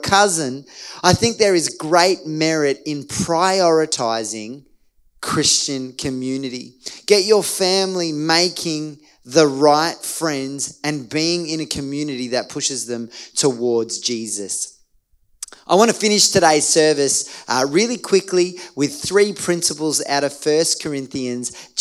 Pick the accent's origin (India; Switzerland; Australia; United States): Australia; as an Australian